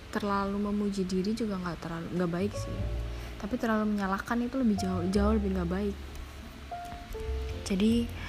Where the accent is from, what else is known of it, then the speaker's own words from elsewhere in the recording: Java, Indonesia; kok bahasa Jawa kok keluar nggak apa-apa karena aku ya orang Jawa